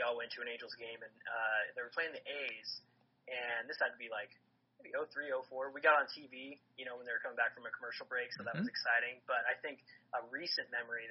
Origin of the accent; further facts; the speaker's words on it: Inland Empire, California, United States; moved away as an adult; now in Pasadena, United States; I was born in the Inland Empire, so I lived out there for most of my life